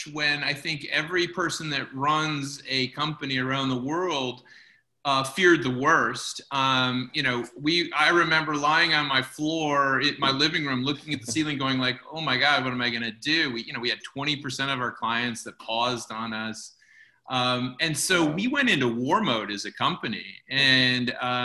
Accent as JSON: {"language": "English", "town": "Chicago", "region": "Illinois", "country": "United States", "tie": "born or raised there", "moved": "yes", "said": "my hometown of Chicago"}